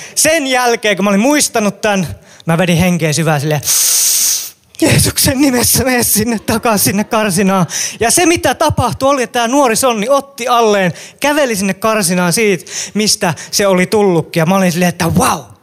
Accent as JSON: {"language": "Finnish", "town": "Kälviä", "region": "Central Ostrobothnia", "country": "Finland", "tie": "born or raised there", "said": "Mä oon syntynyt ja elänyt mun lapsuuteni Kälviälle, Kälviällä"}